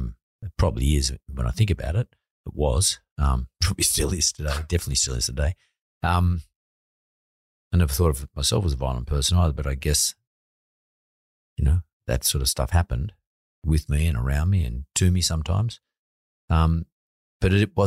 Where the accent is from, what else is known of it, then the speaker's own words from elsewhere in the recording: Sydney, New South Wales, Australia; I grew up in Lakemba.